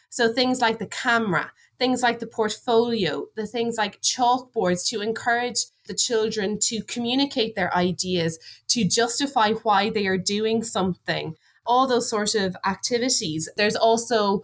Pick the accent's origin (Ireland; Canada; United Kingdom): Ireland